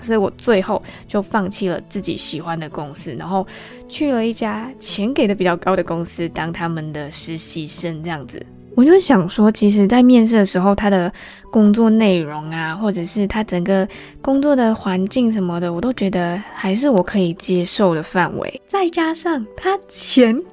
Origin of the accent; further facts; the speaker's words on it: Malaysia; also born or lived in Taiwan; 我们马来西亚人所知道的 part-time